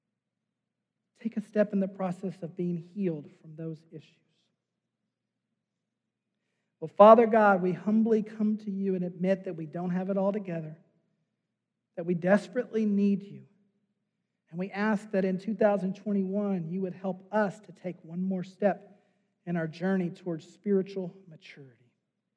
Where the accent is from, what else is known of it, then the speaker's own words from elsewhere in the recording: United States; as an American